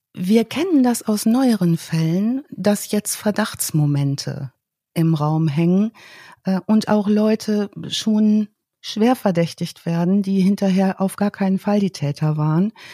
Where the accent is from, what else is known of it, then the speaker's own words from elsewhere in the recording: North Rhine-Westphalia, Germany; ich komme aus Ostwestfalen